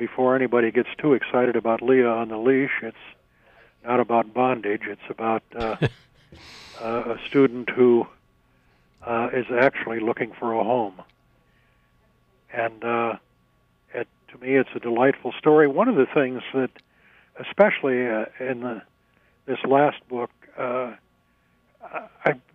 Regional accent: St. Cloud, Minnesota, United States; also born or lived in Sao Paulo, Brazil / Twin Cities, Minnesota; growing up in Stearns County

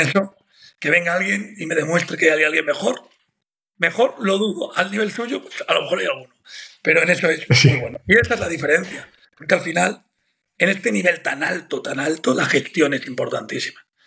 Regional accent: Madrid, Community of Madrid, Spain; Yo soy de Maristas, hmm. de aquí de Madrid

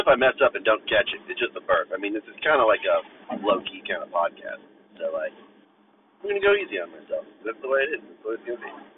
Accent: Bethel Park, Pennsylvania, United States; my hometown was Bethel Park

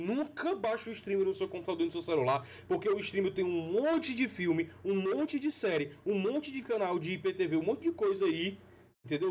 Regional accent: Fortaleza, Ceará, Brazil; also born or lived in Petrolina; eu sou de Fortaleza, fui pra Petrolina, voltei pra Fortaleza

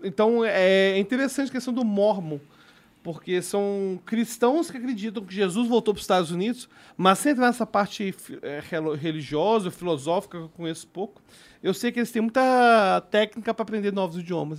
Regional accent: Belo Horizonte, Minas Gerais, Brazil; eu sou de Belo Horizonte

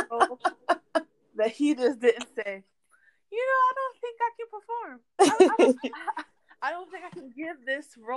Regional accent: Boston, Massachusetts, United States; I grew up in Dorchester

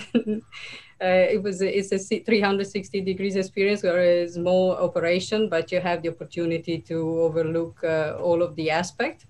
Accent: Italy; moved away; I was born and raised in Italy

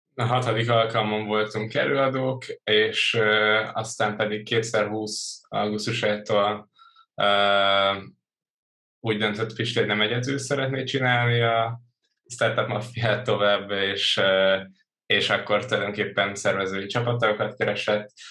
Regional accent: Törökbálint, Pest, Hungary; also born or lived in Budapest; Budapesten születtem, Törökbániton nőttem fel

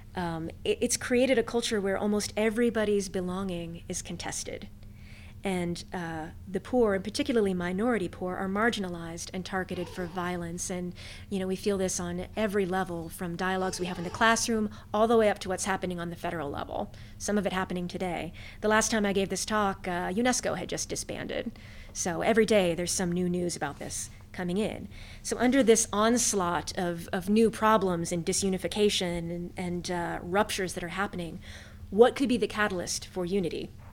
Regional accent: West Virginia, United States; moved away as an adult; also born or lived in Amherst, Massachusetts; now in Kentucky, United States; I was born and raised in West Virginia

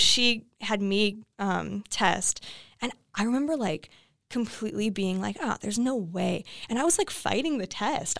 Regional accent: Iowa, United States; moved away as an adult; now in Los Angeles, United States; I grew up in Iowa

